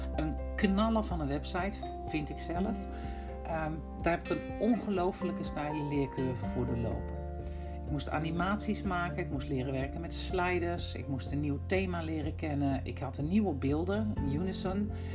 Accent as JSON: {"language": "Dutch", "region": "Utrecht", "country": "Netherlands", "accent": "Utrechts", "moved": "yes", "lives_now": "Drenthe, Netherlands", "said": "ik kan heel goed horen waar mijn roots liggen in het Utrechtse. En ik woon in Drenthe"}